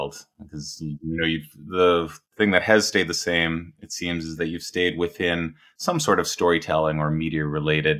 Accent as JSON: {"language": "English", "country": "Canada", "tie": "born or raised there", "said": "growing up as a Canadian"}